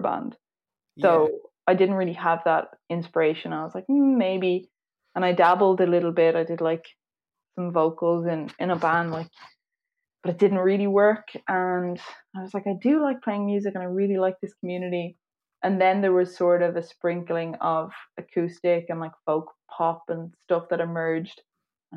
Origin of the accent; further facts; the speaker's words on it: Dublin, Leinster, Ireland; Yeah, so I'm from Dublin.